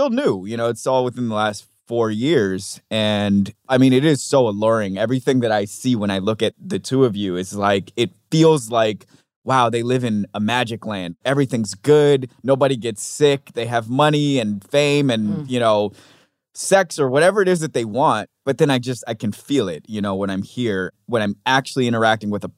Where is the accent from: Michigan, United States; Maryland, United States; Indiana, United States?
Maryland, United States; now in New York, United States; I'm from Maryland. I live in New York, and I've never lived in LA.